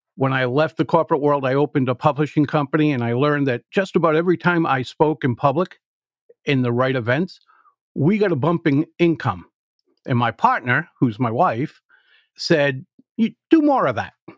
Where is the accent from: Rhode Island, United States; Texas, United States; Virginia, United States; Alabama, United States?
Rhode Island, United States; Providence; I grew up in Providence, Rhode Island, and when you're nine years old and you're growing up in a city